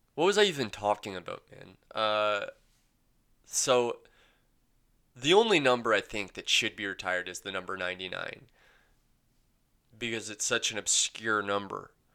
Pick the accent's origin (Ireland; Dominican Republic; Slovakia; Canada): Canada; London, Ontario; I grew up in London